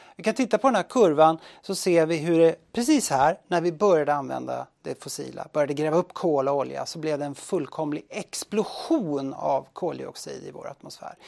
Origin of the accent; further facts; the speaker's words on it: Sweden; moved away; hem till Sverige